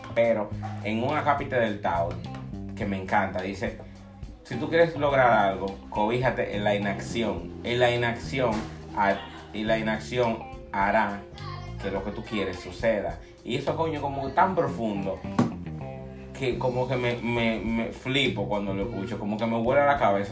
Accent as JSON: {"language": "Spanish", "country": "Dominican Republic", "said": "soy dominicano"}